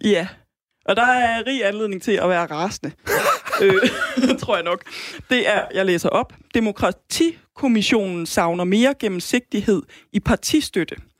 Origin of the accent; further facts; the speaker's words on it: Aarhus, Central Denmark Region, Denmark; kommer fra Aarhus